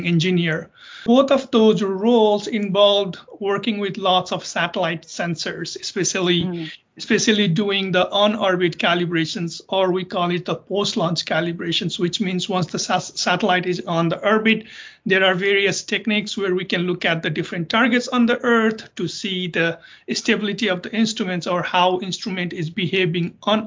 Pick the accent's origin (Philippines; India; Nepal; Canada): Nepal; moved away as an adult; also born or lived in South Dakota, United States / Boulder, Colorado, United States; now in United States; I'm originally from Nepal. So I did my undergraduate back in Nepal and worked there for a couple of years